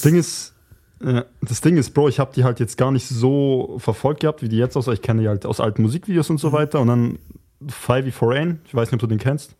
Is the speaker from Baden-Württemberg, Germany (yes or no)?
yes; near Göppingen, Baden-Württemberg, Germany; Ich bin auch aus Baden-Württemberg